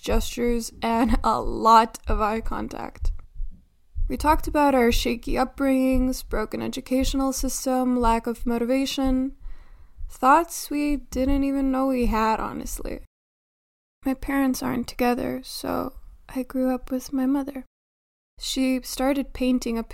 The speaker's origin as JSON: {"language": "English", "country": "North Macedonia", "tie": "born or raised there", "also_born_or_lived": "Skopje", "said": "from my hometown to the capital, where I'm doing my major in marketing"}